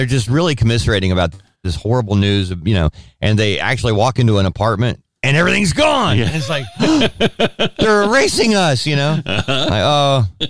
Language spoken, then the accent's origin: English; United States; because I'm an American